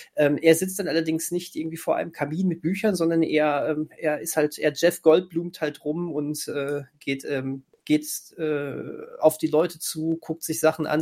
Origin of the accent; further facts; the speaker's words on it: Germany; für uns Deutsche